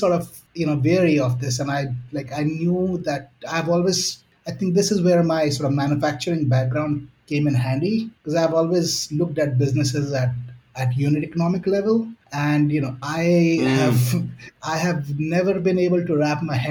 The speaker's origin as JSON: {"language": "English", "country": "India", "also_born_or_lived": "Chicago, United States", "moved": "as an adult", "said": "being an Indian"}